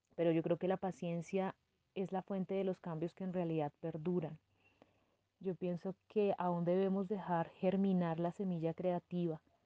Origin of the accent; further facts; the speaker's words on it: Bojacá, Cundinamarca, Colombia; moved away as an adult; also born or lived in Madrid, Cundinamarca / Bogotá / Hamburg, Germany; Soy nacida en Madrid, Cundinamarca, en el año 1985. Mi infancia transcurrió en un municipio cercano a Bogotá que se llama Oaxaca.